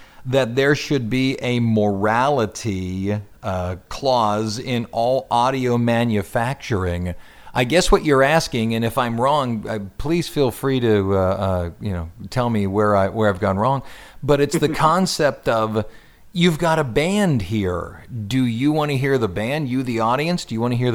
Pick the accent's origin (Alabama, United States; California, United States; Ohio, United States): Ohio, United States; my home state of Ohio